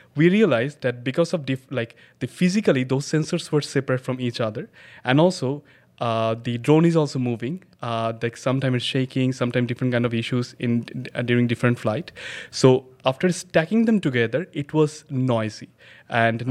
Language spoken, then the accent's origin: English; Dhaka, Dhaka Division, Bangladesh; I was born and raised in Bangladesh, Dhaka, Bangladesh